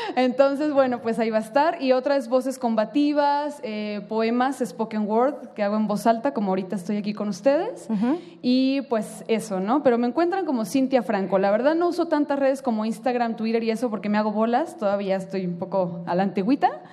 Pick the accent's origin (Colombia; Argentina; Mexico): Mexico; Tijuana, Baja California; Yo que soy de Tijuana